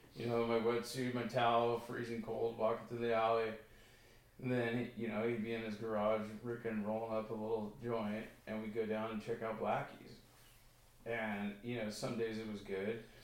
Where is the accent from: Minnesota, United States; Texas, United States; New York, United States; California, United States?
California, United States; Newport Beach; also born or lived in San Diego; I grew up in the Newport Heights area